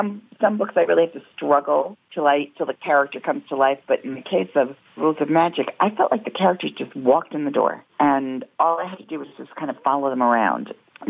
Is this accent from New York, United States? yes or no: yes; Long Island, New York, United States; I used to escape from Long Island